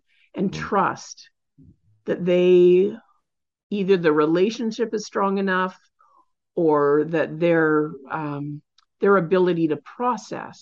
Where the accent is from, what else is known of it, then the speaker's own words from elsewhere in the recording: Canada; I'm Canadian